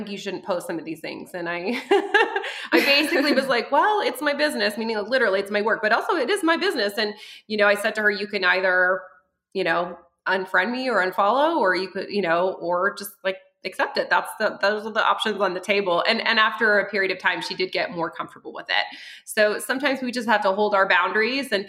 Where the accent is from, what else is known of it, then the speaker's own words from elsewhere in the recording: France; also born or lived in near Denver, Colorado, United States; now in Colorado, United States; I was born in France and we had an outhouse.